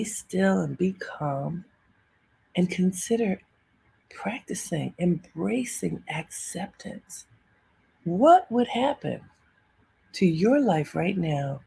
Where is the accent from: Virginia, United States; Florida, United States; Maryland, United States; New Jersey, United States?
Maryland, United States; Baltimore; growing up in Baltimore with my family